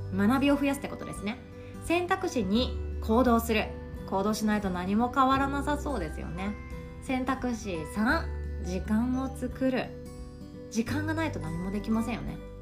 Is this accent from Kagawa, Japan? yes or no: yes; Sanuki, Kagawa, Japan; moved away; 実家私讃岐なので実家から届いた讃岐うどんとか納品してました